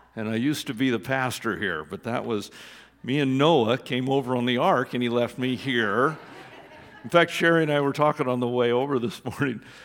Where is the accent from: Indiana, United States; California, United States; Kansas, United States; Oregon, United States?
Oregon, United States; I was born in Oregon